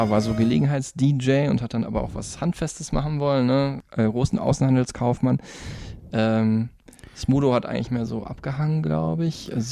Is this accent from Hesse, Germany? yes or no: yes; near Offenbach, Hesse, Germany; Offenbach wieder bei mir um die Ecke, wo ich herkomme, gell?